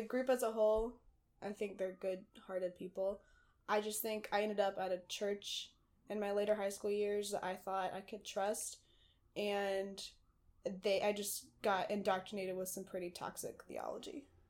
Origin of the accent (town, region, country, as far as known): Dunn, North Carolina, United States; born or raised there; moved away as an adult; now in Brooklyn, United States